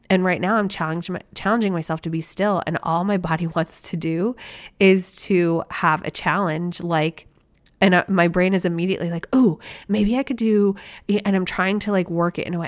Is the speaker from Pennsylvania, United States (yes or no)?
yes; Philadelphia, Pennsylvania, United States; born and bred a Phillies fan growing up in the Philadelphia area.